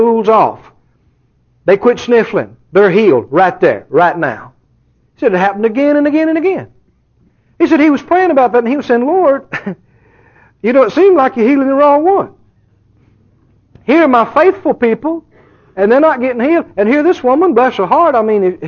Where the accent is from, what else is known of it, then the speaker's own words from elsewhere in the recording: Mississippi, United States; now in Texas, United States; I grew up just a couple of doors over in Mississippi.